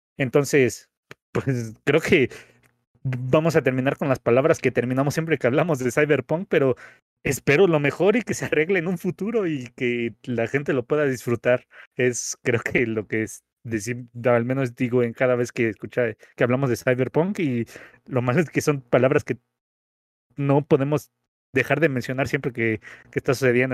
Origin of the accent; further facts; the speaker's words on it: Mexico; como mexicanos